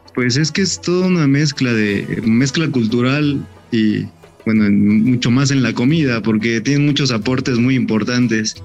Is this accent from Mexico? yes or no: yes; Mexico